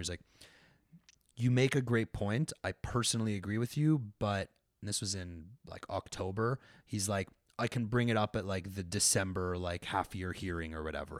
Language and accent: English; Montreal, Quebec, Canada; moved away as an adult; also born or lived in London, Ontario; I was from Montreal. You know, there was, like, McGill in my backyard